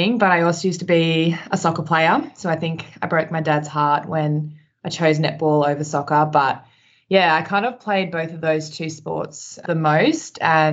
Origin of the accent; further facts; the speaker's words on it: Sydney, New South Wales, Australia; now in Melbourne, Australia; I grew up in New South Wales in Sydney